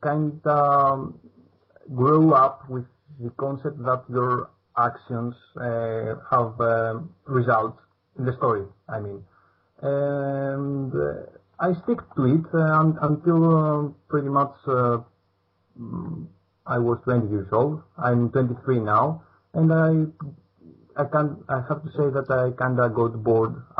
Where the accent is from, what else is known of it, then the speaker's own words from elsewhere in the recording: Greece; English is a second language; I am from Greece